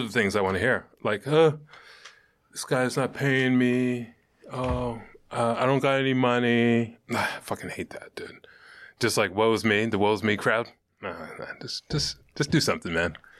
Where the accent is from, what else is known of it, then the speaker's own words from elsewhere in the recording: New York City, New York, United States; moved away as an adult; now in Western Massachusetts, United States; I'm from Brooklyn